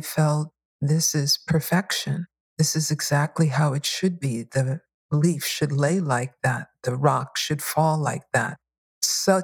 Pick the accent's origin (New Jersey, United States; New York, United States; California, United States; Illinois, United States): New York, United States; New York City; Not only did I grow up in New York, but I grew up in Bushwick, Brooklyn